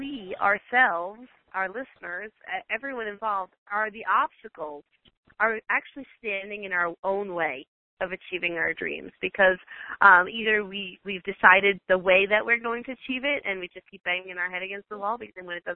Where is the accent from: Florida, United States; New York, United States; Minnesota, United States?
Florida, United States; moved away; I'm originally from Florida, but now we live full-time in the road